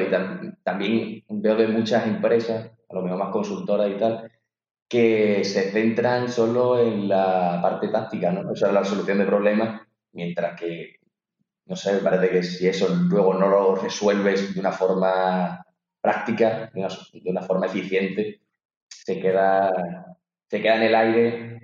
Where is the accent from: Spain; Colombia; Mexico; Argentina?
Spain; Azuaga, Extremadura; moved away as an adult; also born or lived in Madrid; mi pueblo está totalmente, está en el triángulo de la Bermuda, entre Extremadura y Andalucía